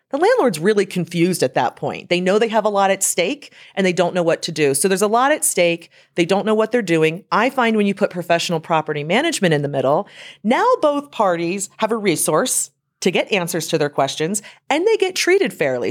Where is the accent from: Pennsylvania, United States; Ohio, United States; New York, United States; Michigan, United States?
Pennsylvania, United States; Lancaster County; also born or lived in Harrisburg, Pennsylvania; I'm from Lancaster County, Pennsylvania